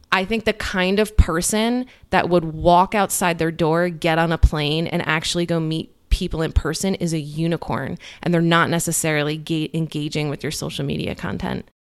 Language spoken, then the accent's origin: English; New Jersey, United States; moved away as an adult; also born or lived in New York City; now in Cincinnati, United States; I grew up in New Jersey, and I lived in New York City, like, my whole twenties